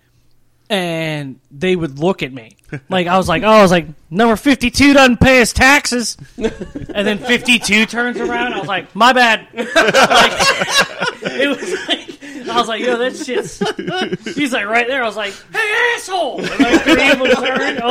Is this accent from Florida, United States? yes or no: yes; Bradenton, Florida, United States; we're from Bradenton.